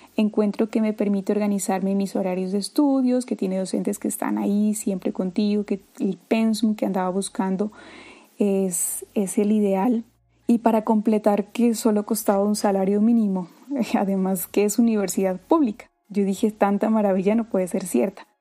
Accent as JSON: {"language": "Spanish", "town": "Pasto", "region": "Nariño", "country": "Colombia", "tie": "born or raised there", "also_born_or_lived": "Consacá, Nariño", "said": "a hora y media de mi ciudad natal, San Juan de Pasto."}